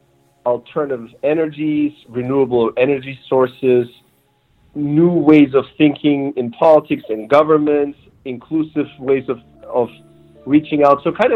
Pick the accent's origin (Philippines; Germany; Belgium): Germany; also born or lived in Turkey / New Mexico; now in Los Angeles, United States; So really, I grew up more in Germany and got to go through the German school system and spend family time and vacation time in Turkey